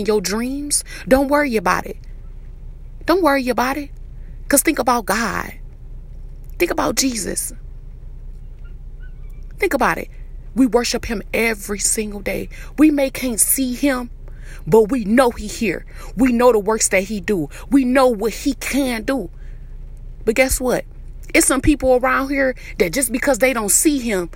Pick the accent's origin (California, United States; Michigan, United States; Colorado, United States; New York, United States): Michigan, United States; Detroit; I'm from Detroit, the east side